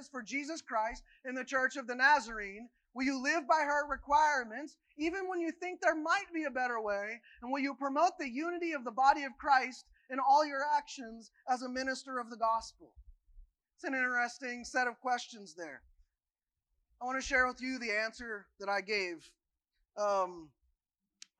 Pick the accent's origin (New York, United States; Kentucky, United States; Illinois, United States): Kentucky, United States; moved away as an adult; About 3 years ago, I not only said goodbye to my home state and the other things that go with that, I also said goodbye to my home denomination, the United Methodist Church